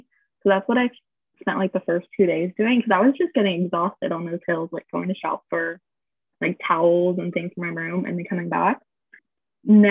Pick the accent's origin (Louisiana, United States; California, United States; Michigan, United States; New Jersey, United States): California, United States; moved away as an adult; now in South Korea; we're from California